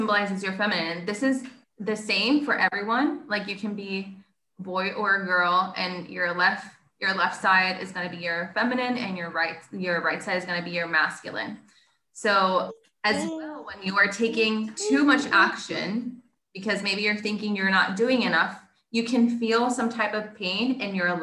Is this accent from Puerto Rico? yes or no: yes; Puerto Rico; first language Spanish; English is a second language; I'm from Puerto Rico